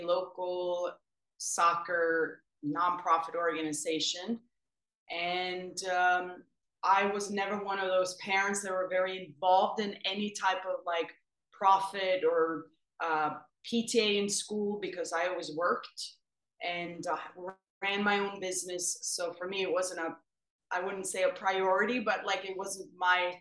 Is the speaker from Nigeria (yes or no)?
no; Sweden; moved away as an adult; also born or lived in Africa; now in Connecticut, United States; I grew up in Sweden and born and raised